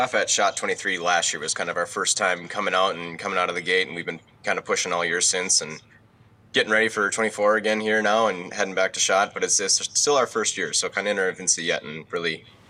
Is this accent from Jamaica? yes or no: no; Minnesota, United States